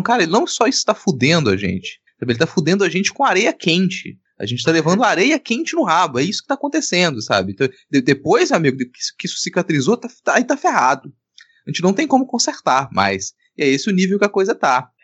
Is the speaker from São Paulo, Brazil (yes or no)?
no; Minas Gerais, Brazil; now in Espírito Santo, Brazil; eu sou de Minas Gerais, né, cara? É. Sou mineiro mora muito tempo no Espírito Santo, mas eu sou mineiro